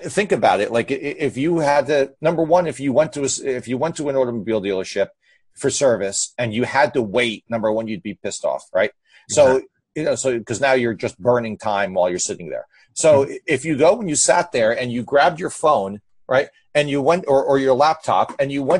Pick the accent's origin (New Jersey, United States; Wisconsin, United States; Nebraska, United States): New Jersey, United States; I'm from Jersey